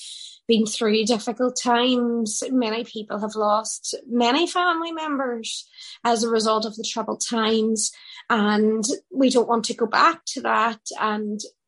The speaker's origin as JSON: {"language": "English", "town": "Derry", "region": "Northern Ireland", "country": "United Kingdom", "said": "it's a great trait that we have here in Derry"}